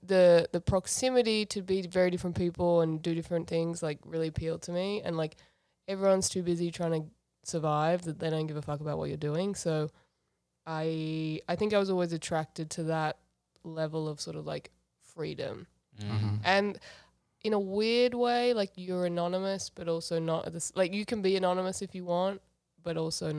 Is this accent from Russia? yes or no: no; Gold Coast, Queensland, Australia; moved away as an adult; now in New York, United States; Because I'm from the Gold Coast.